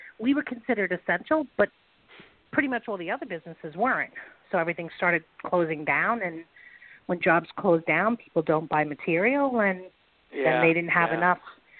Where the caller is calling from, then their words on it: New York, United States; I am calling from New York.